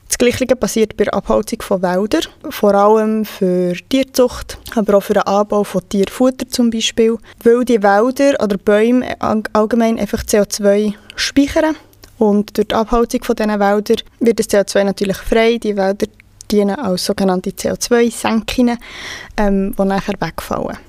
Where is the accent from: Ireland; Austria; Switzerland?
Switzerland; bei uns in der Schweiz